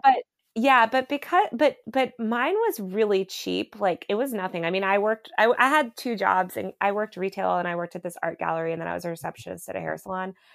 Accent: United States; now in New York, United States; I grew up outside New York

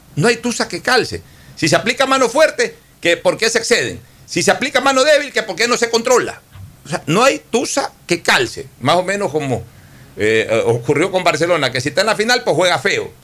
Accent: Guayaquil, Guayas, Ecuador; como guayaquileño

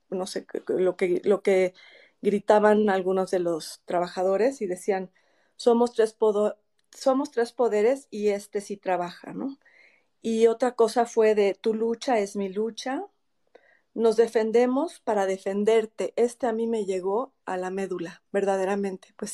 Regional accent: Mexico; La verdad es que sí, finalmente todos somos mexicanos y todos nos estamos viendo afectados por esto.

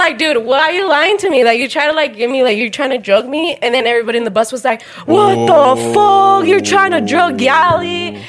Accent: Arizona, United States; also born or lived in New Mexico / Texas; I was born in New Mexico, raised in Arizona.

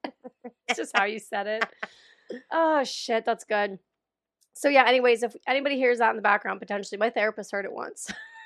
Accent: Pennsylvania, United States; Born and raised in Pennsylvania.

